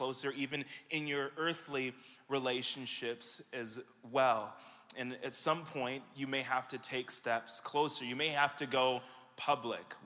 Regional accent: Michigan, United States; back here with you and in my hometown

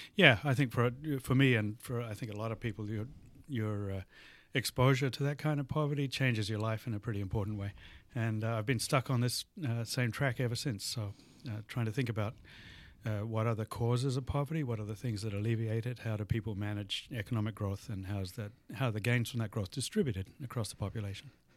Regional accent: New Zealand; moved away as an adult; also born or lived in Australia; now in Madison, United States; I was born in New Zealand and, uh, did all of my, uh, tertiary education in Australia

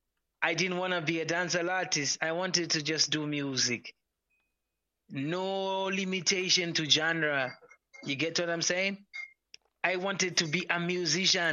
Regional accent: Zimbabwe

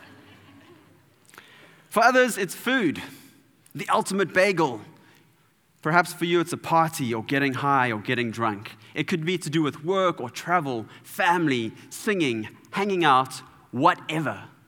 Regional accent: Durban, KwaZulu-Natal, South Africa; I'm from Durban

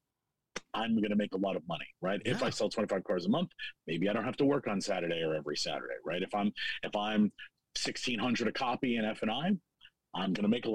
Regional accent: New York City, New York, United States; also born or lived in Geneseo, New York / Rochester, New York; I grew up in New York City

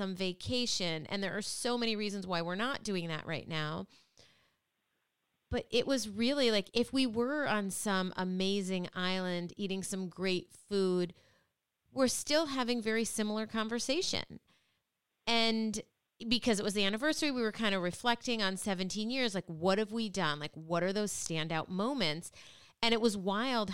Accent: Midwest, United States; now in Connecticut, United States; I grew up in the Midwest, and I love where I grew up.

